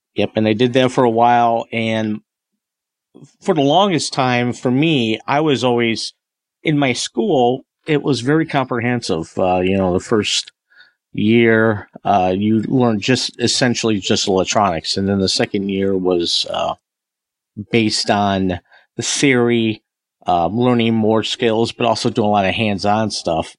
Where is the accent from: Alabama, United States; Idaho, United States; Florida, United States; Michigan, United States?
Michigan, United States; Northern; also born or lived in Greater Detroit, Michigan; we moved up to Northern Michigan. I think in 77